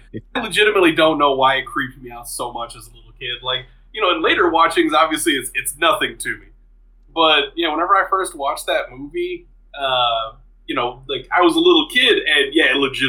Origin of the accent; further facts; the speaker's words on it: New Madrid, Missouri, United States; growing up in New Madrid, that's a place that is right at sea level. You legally cannot have a basement in this town. And so I didn't have a basement